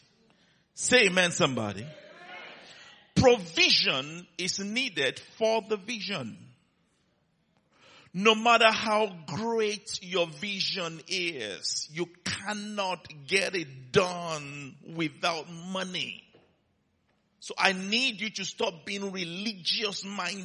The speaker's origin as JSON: {"language": "English", "country": "Nigeria", "said": "he heard my accent, and he came to me, \"Where are you from?\" I said, \"Nigeria.\""}